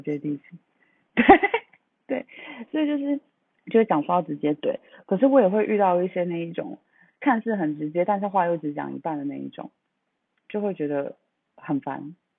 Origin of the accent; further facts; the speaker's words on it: Taipei, Taiwan; moved away as an adult; also born or lived in Shenzhen, China; now in Hangzhou, China; 因为我是土生土长台北人，就是从念书，然后小时候考运很比较好，就连大学都留在台北，然后工作也都在台北